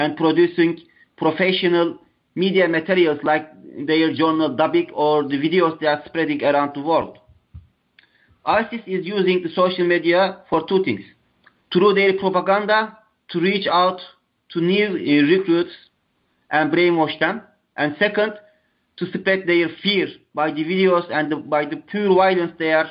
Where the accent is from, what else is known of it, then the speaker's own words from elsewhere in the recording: Turkey; I'm from Turkey